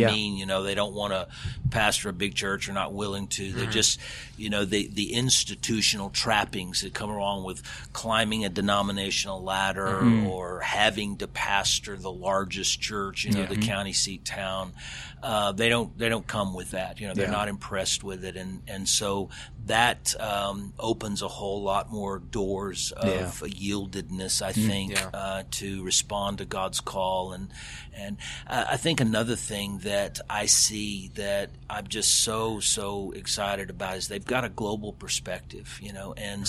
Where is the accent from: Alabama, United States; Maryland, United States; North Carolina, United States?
Alabama, United States; also born or lived in Texas; I was born in Texas, probably the only person from Texas that doesn't claim Texas as home. I claim Alabama as home.